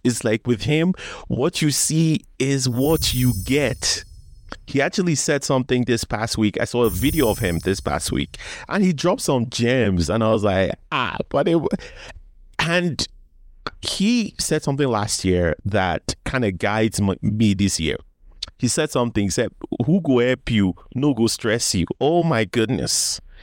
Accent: Nigeria; I'm Nigerian

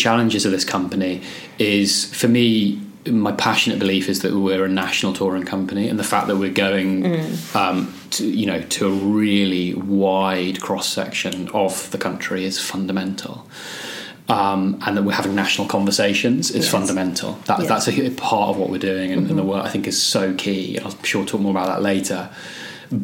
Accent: Scotland, United Kingdom; moved away as an adult; now in Birmingham, United Kingdom; Now I've obviously lost my Scottish accent. And it was something, being English was used as an enormous insult where I was. And it was something that I'd only moved to England when I was 18 and went to uni down here in Birmingham.

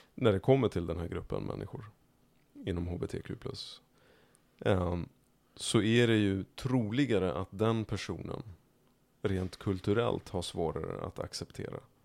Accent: Märsta, Stockholm County, Sweden; jag växte upp i Märsta. Som är ytterkanten av Stockholm norrut

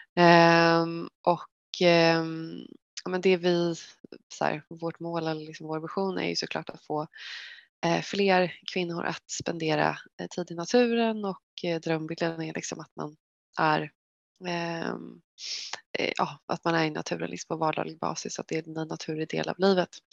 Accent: Västervik, Kalmar County, Sweden; moved away as an adult; now in Stockholm, Sweden; jag är uppvuxen i Västervik i Småland som är en liten vacker stad vid havet.

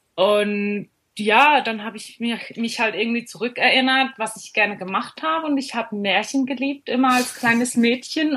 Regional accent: Switzerland; ich komme aus der Schweiz

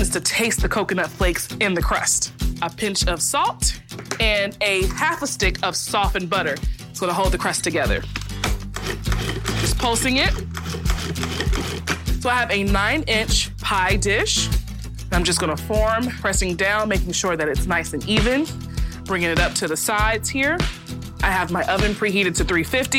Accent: the South, United States; I'm from the South.

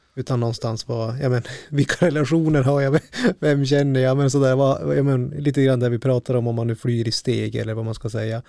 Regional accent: northern Sweden, Sweden; här i norra Sverige att ja, platsen som jag själv kommer ifrån

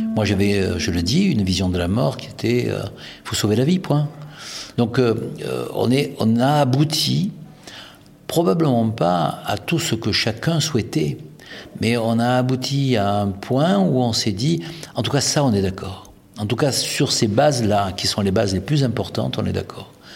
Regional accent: France; nous sommes français

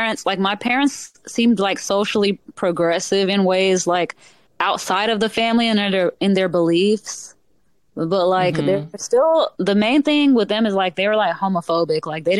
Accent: a little bit south of Atlanta, Georgia, United States; I grew up a little bit south of Atlanta.

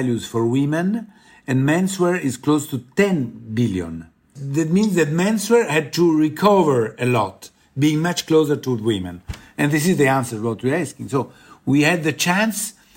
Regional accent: Rome, Lazio, Italy; I'm from Rome

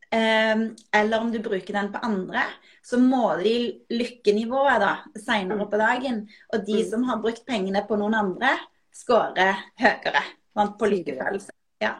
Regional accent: Norway; jeg er jo norsk, så jeg, jeg, har jo ikke engelsk som morsmål

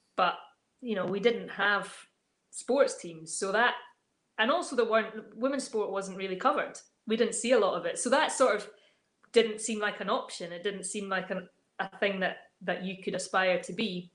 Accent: Dunkeld, Scotland, United Kingdom; I grew up in Dunkeld

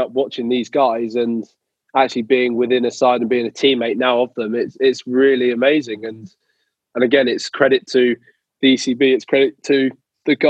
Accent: England, United Kingdom; being an English spinner

